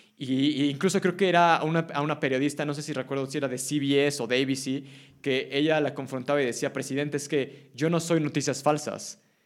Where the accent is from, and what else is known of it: Mexico